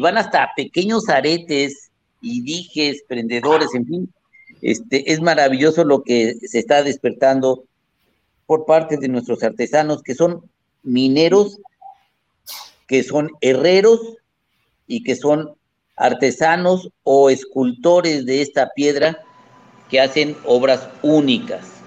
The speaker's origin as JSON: {"language": "Spanish", "town": "Comonfort", "region": "Guanajuato", "country": "Mexico", "said": "mi pueblo. en Chabacuero"}